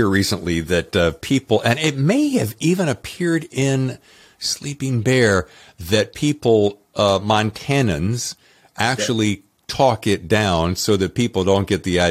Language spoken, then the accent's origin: English; North Carolina, United States; also born or lived in New York; now in San Diego, United States; I'm from North Carolina, but we met in New York and so forth and so on. And then we moved out here